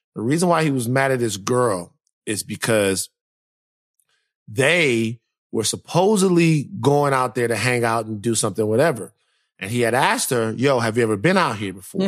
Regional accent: Louisiana, United States; moved away; I'm from Louisiana

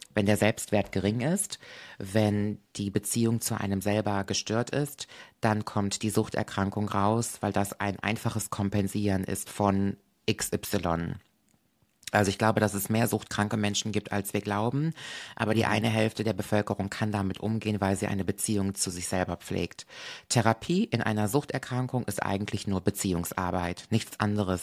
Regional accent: Koblenz, Rhineland-Palatinate, Germany; hier in meiner Heimat

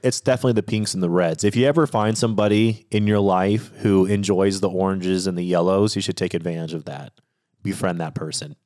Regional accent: Washington, United States; I grew up in Washington State

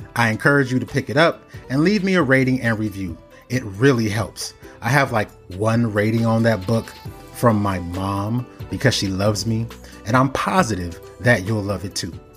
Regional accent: Cincinnati, Ohio, United States; also born or lived in Nigeria; I'm Nigerian as well. I was born, indeed, I was born in Cincinnati, but my father's in Lagos

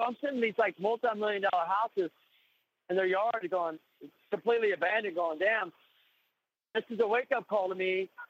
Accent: Kansas City, United States; moved away; when I was that kid in Kansas City

